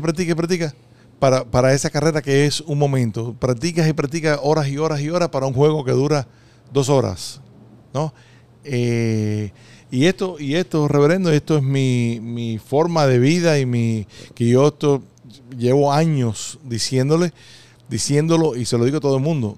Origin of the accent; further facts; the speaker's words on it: Costa Rica; moved away; cuando estábamos creciendo allá en, en Costa Rica